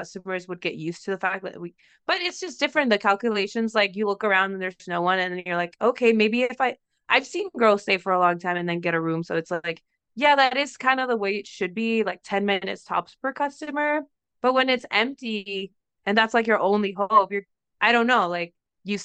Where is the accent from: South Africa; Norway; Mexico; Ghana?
Mexico; moved away; I'm from Mexico because of how I speak